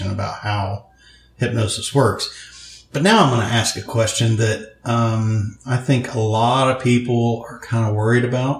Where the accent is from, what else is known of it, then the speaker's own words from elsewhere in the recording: northwest Louisiana, United States; also born or lived in Arkansas; I was born in Arkansas and raised in Louisiana